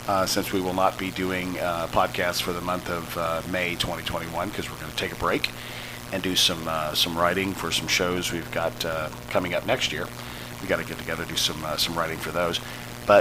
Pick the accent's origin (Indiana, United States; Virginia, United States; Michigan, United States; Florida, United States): Indiana, United States; Indianapolis; I grew up in Indianapolis